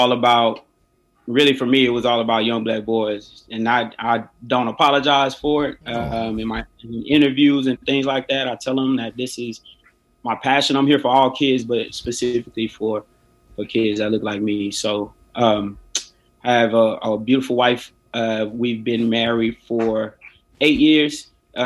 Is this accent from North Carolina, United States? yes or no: no; Crockett, Texas, United States; also born or lived in Dallas, Texas; I'm a country boy from Crockett, Texas. I moved out here to Dallas